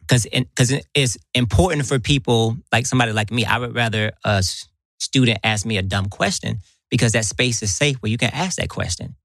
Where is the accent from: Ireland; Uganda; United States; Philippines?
United States; Atlanta, Georgia; I'm here in my hometown